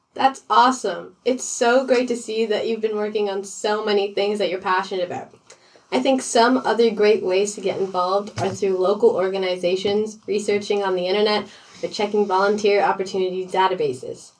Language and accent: English; Prince Edward Island, Canada; my hometown of Prince Edward Island